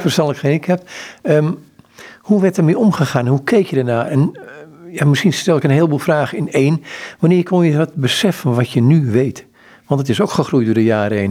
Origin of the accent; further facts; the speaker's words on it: Amsterdam, North Holland, Netherlands; also born or lived in Rotterdam; Ik ben in Amsterdam opgegroeid